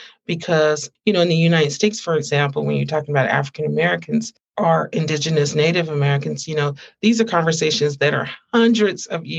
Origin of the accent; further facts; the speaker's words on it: Canada; I'm from Canada.